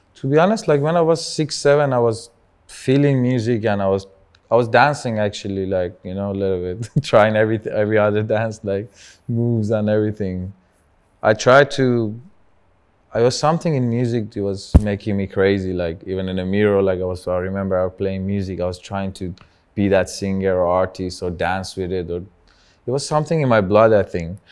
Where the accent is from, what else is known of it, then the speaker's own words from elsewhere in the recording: Tehran, Tehran Province, Iran; English is a second language; moved away; I started as a, one of the first Persian rappers from Tehran